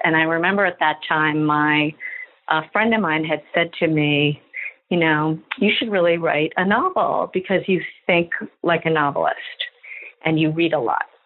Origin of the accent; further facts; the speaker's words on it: New York City, New York, United States; I've never not lived here